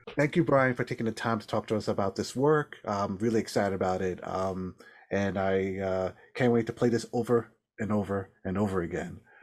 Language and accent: English; New York, United States; now in Massachusetts, United States; as a New Yorker